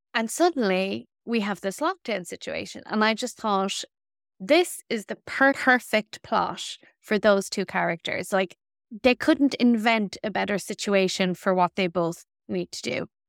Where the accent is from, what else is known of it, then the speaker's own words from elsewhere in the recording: Ireland; we as Irish women